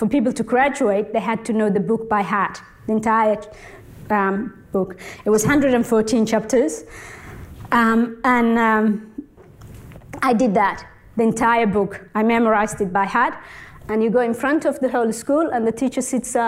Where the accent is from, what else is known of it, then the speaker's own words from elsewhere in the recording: Somalia; now in Australia; born in Somalia near the border with Ethiopia.